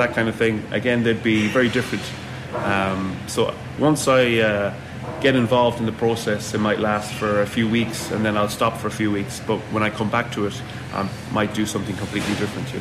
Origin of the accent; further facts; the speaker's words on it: Mayo, Connacht, Ireland; also born or lived in Galway; I'm originally from Mayo